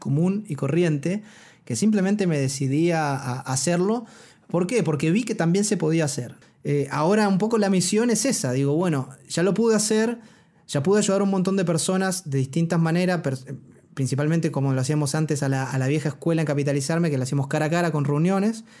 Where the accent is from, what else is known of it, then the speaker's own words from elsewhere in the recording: Argentina; moved away as an adult; now in Chile; yo, un, un, un, argentino que vino sin nada